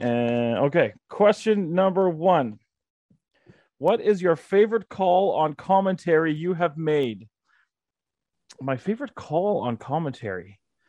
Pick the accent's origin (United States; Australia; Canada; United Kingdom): Canada; Calgary, Alberta; moved away as an adult; I moved away from Calgary when I was around 20, I want to say.